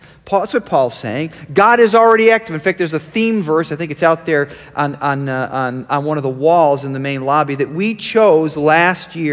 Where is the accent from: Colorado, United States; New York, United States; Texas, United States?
New York, United States; Rochester; I was born in Rochester, New York.